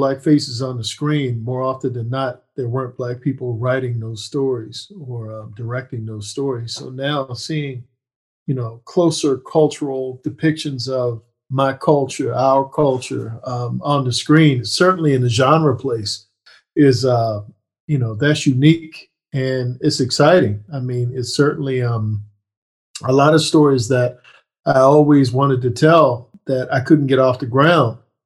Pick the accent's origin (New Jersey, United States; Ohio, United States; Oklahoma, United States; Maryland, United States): Maryland, United States; right outside of Annapolis; based in my hometown right outside of Annapolis, Maryland